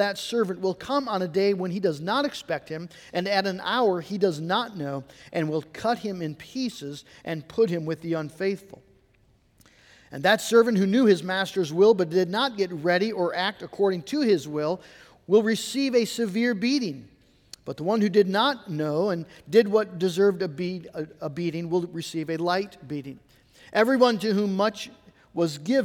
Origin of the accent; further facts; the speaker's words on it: United States; American Christians